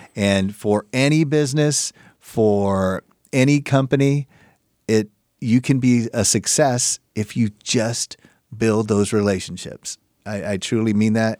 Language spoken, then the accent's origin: English; Chula Vista, California, United States; I grew up born and raised in Chula Vista, raised by a single mom.